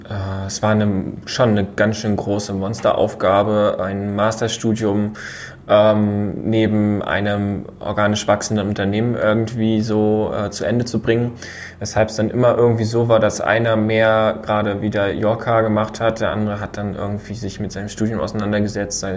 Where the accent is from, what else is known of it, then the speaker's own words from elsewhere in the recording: Rostock, Mecklenburg-Vorpommern, Germany; Wir sind ja beide Rostocker